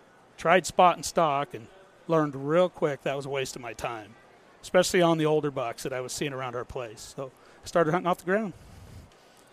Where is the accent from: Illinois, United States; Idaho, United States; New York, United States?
Idaho, United States; northern; also born or lived in Riggins, Idaho / St. Maries, Idaho / Washington; I'm just a born and raised Idaho boy, northern Idaho